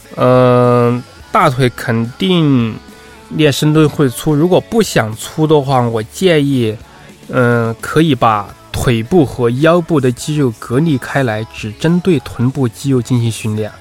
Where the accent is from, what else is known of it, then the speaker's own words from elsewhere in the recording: Sichuan, China; accent: Sichuan-accented Mandarin; moved away as an adult; now in Beijing, China; 我是四川人，苏东坡是我的同乡，北周东坡九流是我的家乡菜